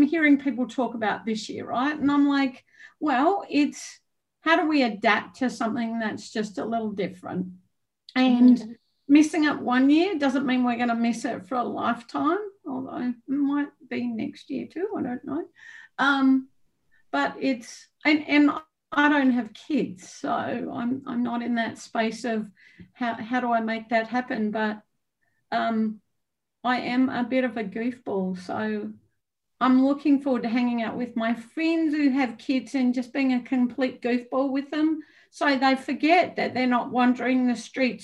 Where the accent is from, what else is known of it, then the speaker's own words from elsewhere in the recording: Australia; moved away; Growing up in Australia